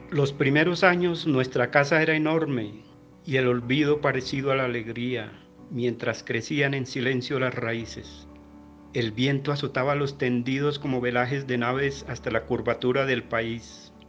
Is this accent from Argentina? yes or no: no; Bogotá, Colombia; de Bogotá, Colombia.